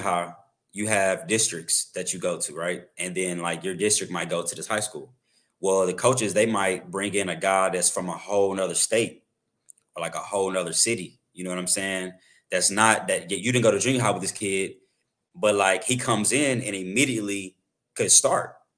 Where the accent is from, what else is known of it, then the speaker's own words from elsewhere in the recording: Arlington, Texas, United States; also born or lived in Waxahachie, Texas; I'm originally from, uh, Wauchatchie, Texas, um, but I grew up in Arlington, so, like, the Dallas area